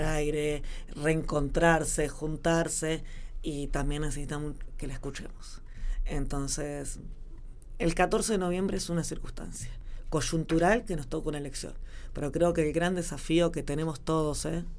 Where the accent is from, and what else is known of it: La Pampa, Argentina; born or raised there